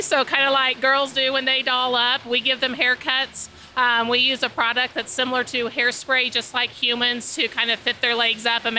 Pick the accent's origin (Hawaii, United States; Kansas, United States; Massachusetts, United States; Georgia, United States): Kansas, United States; El Dorado; El Dorado, Kansas.